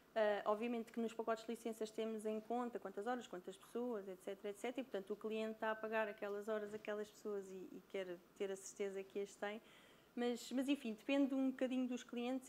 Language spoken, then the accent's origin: Portuguese; Brazil; accent: Brazilian; moved away; Porque eu sou brasileira, pelo sotaque dá para perceber